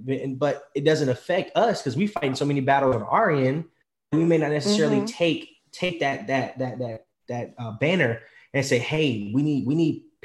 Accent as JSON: {"language": "English", "country": "United States", "said": "I'm American"}